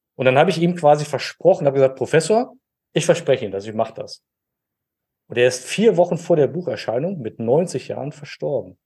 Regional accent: Germany; now in Dormagen, Germany; ich bin in der Eifel groß geworden

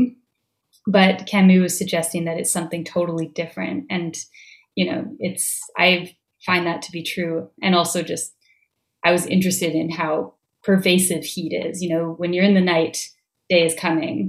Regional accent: Vancouver, British Columbia, Canada; now in Montreal, Canada; I grew up in Vancouver.

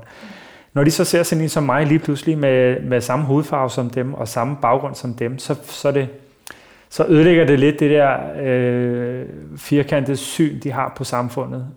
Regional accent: Copenhagen, Capital Region of Denmark, Denmark; jeg er jo født og opvokset på Nørrebro.

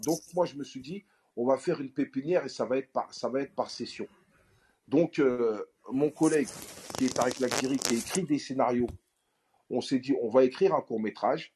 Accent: Aulnay-sous-Bois, Île-de-France, France; revenir sur Olney, dans ma ville natale.

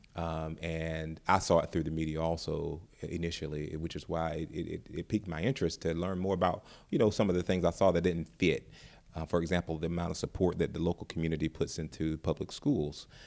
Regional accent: North Carolina, United States; now in Ferguson, United States; I'm not from Ferguson, Florissant area. I'm from North Carolina

